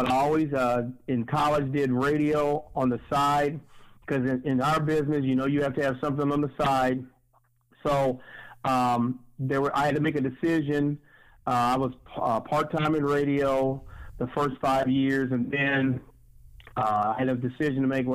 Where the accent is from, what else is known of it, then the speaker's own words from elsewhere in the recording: Dayton, Ohio, United States; now in Columbus, United States; I'm originally from Dayton, Ohio